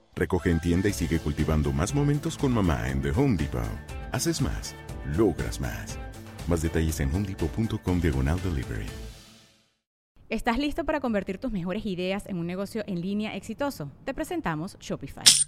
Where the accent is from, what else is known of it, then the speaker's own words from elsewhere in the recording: Oaxaca, Mexico; en culturas como la oaxaqueña, los zapotecos allá en mi rancho